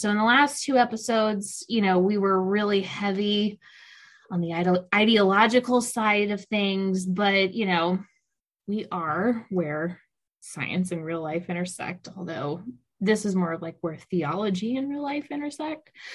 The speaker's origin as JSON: {"language": "English", "region": "South Louisiana", "country": "United States", "tie": "born or raised there", "said": "I grew up in South Louisiana, which is largely Catholic"}